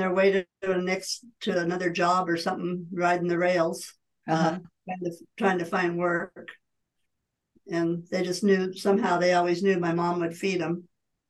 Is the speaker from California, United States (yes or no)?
yes; Elverta, California, United States; And I was born and raised in Alberta on Alberta Road, not on the road, but in a house along the road.